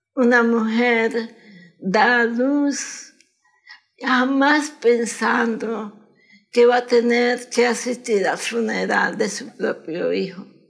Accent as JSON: {"language": "Spanish", "region": "Managua", "country": "Nicaragua", "tie": "born or raised there", "moved": "as an adult", "lives_now": "United States", "said": "Nací en Managua."}